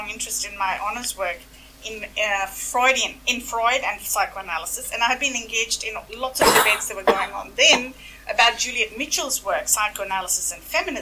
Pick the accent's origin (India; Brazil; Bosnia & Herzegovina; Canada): India; Delhi; moved away; being brought up a Hindu, as an upper caste Hindu, growing up in Delhi